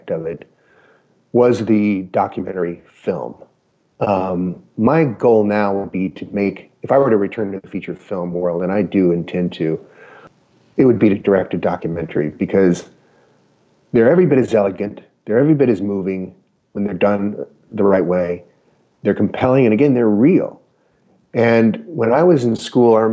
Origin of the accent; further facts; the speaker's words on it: Utah, United States; moved away; As a kid growing up in Utah